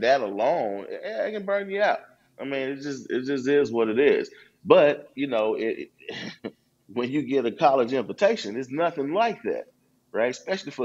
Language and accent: English; Memphis, Tennessee, United States; I'm back here in my hometown in Memphis.